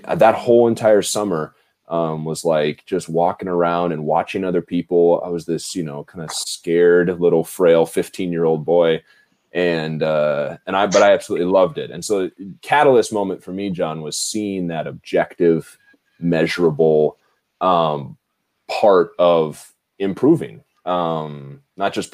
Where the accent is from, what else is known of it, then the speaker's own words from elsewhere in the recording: Lincoln, Nebraska, United States; moved away as an adult; also born or lived in Minnesota; I am from Nebraska, Lincoln, Nebraska, born and raised, corn fed.